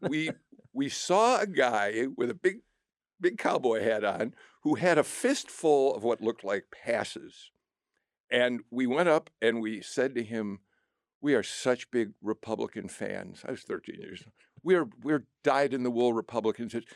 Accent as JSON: {"language": "English", "town": "Skokie", "region": "Illinois", "country": "United States", "tie": "born or raised there", "moved": "yes", "lives_now": "Atlanta, United States", "said": "I grew up in Skokie, outside of Chicago"}